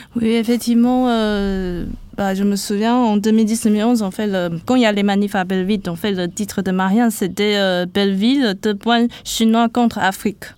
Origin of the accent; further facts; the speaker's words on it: Taiwan; French is a second language; moved away as an adult; now in France; Je viens de Taïwan et dans le fait d'être en France, oui, ça rajoute le fait que je suis étrangère